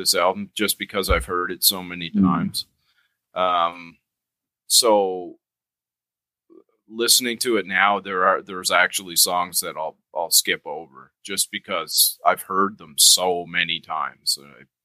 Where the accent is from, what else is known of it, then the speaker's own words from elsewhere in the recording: Canada; we're Canadian